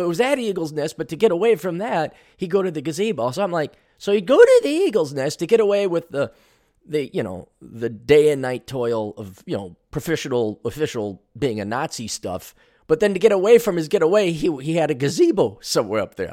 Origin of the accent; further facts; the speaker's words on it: Milwaukee, Wisconsin, United States; moved away; when I was growing up in Milwaukee